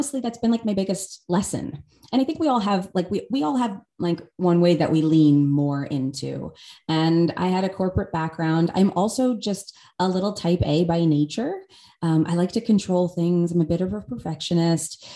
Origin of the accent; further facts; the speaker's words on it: United States; I grew up outside of New York City